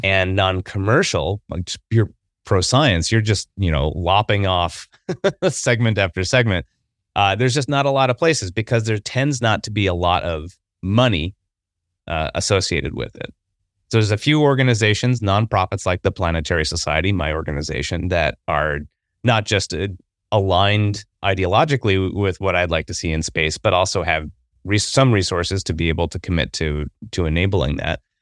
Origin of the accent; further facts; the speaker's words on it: Midwest, United States; I grew up in the Midwest